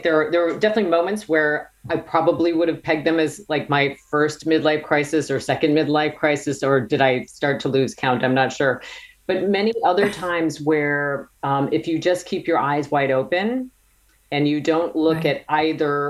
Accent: Wisconsin, United States; I grew up in Wisconsin and was sort of a girl from the farm

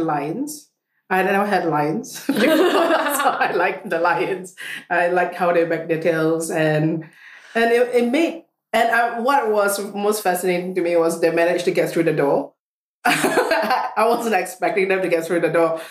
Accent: Singapore; moved away; I come from Singapore

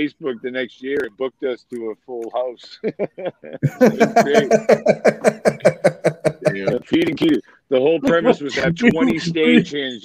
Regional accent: Quincy, Massachusetts, United States; accent: New England; now in Florida, United States; I was born and raised in Quincy, Massachusetts, and live in Florida

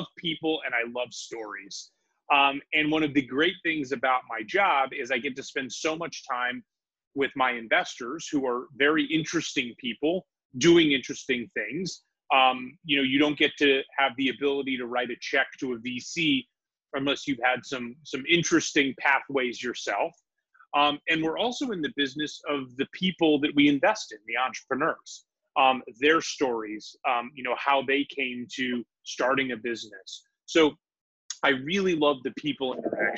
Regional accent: San Francisco, California, United States; moved away as an adult; also born or lived in Washington, D.C.; I'm originally from San Francisco, grew up in San Francisco

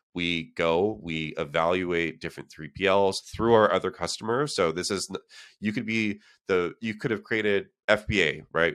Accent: Canada; moved away as an adult; now in San Francisco, United States; I'm from Canada

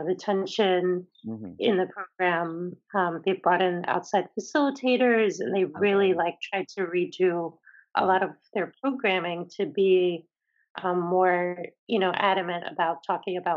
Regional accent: Philadelphia, Pennsylvania, United States; moved away as an adult; also born or lived in Boston; being away from my community in Philly

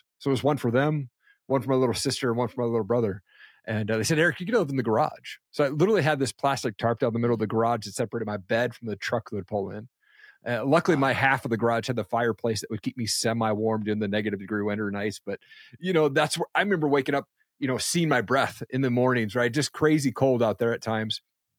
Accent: Washington, United States; where I grew up in Eastern Washington State, I thought it was a typical household.

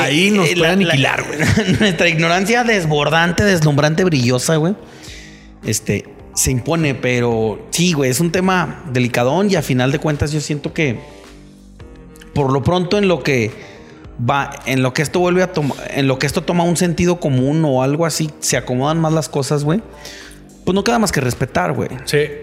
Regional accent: Mexico; soy mexicano

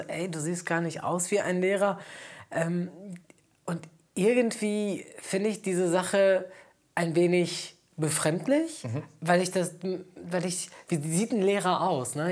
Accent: Bielefeld, North Rhine-Westphalia, Germany; moved away as an adult; also born or lived in Essen / Mönchengladbach; now in Cologne, Germany; geboren in Bielefeld, äh, wollte ich unbedingt studieren und mhm. dann äh, wollte ich auch von Bielefeld raus

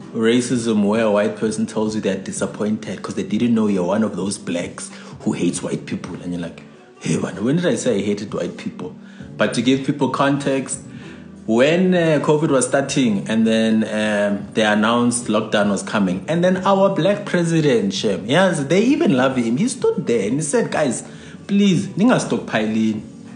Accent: England, United Kingdom; I'm English

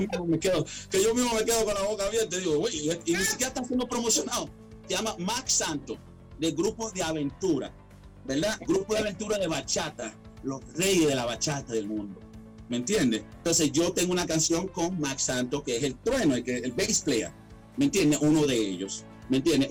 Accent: Caracas, Capital District, Venezuela; also born or lived in Miami, United States / Atlanta, United States; now in United States; una humilde persona venezolano, nací en Caracas, Venezuela. Inmigré eh, emigré aquí a muy joven a los Estados Unidos

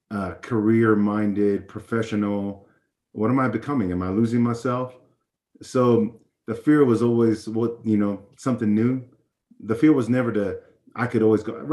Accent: Hawaii, United States; Hawaii, meeting all these new people

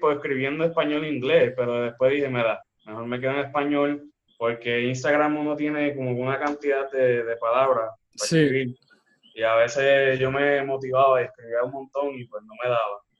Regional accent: Fajardo, Puerto Rico; now in Ceiba, Puerto Rico; yo soy de Fajardo y pues yo viví en Fajardo hasta el 2015 por ahí. Me mudo a Ceiba y obviamente nadie me conoce allá donde yo estaba.

